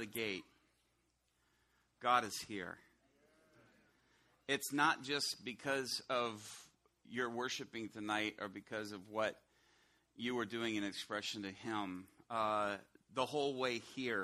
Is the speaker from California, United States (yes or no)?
no; Chicago, Illinois, United States; also born or lived in Atlanta; Illinois, I'm from the Chicago area